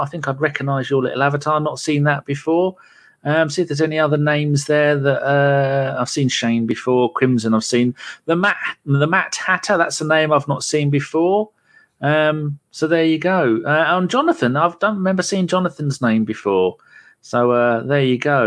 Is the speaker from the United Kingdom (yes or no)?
yes; London, United Kingdom; moved away; I'm born in London. I was born in London